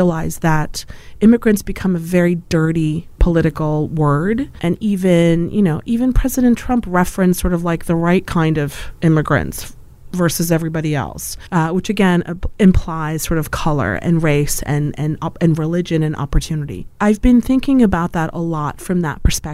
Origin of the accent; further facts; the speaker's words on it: Poland; moved away; I was from Poland